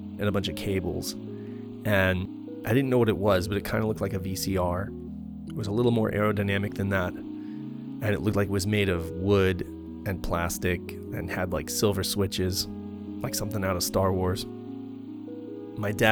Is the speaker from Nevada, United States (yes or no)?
yes; Reno, Nevada, United States; I grew up in Reno, Nevada, which is a casino town.